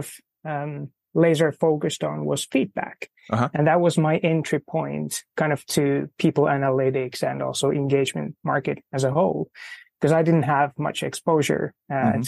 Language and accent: English; Finland; I'm from Finland